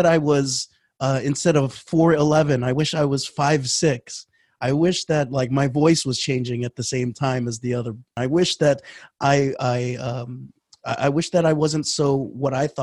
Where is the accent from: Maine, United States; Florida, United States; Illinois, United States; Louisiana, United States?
Florida, United States; I grew up in Florida